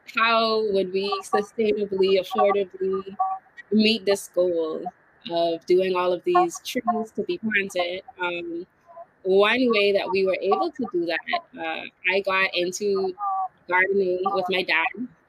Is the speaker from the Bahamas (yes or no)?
yes; Bahamas; I know in the Bahamas, when you say, oh, I'm from the Bahamas, then you ask, like, which island you're from? Like, people are really, really specific to their one island.